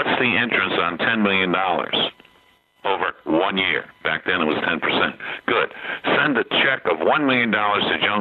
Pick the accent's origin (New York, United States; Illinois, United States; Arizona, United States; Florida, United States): New York, United States; Beacon; growing up as kids, in Beacon, New York, a little town of 12,000 people